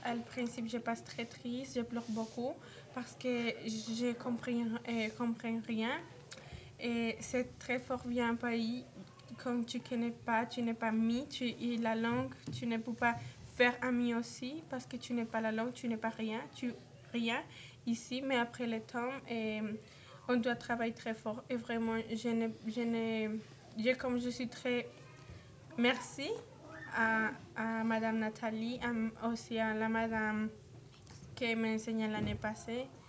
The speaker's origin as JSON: {"language": "French", "country": "Colombia", "second_language": "French", "moved": "yes", "lives_now": "Montreal, Canada", "said": "je viens de la Colombie."}